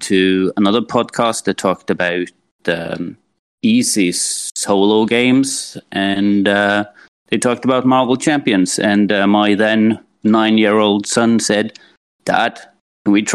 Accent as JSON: {"language": "English", "country": "Norway", "said": "from Norway"}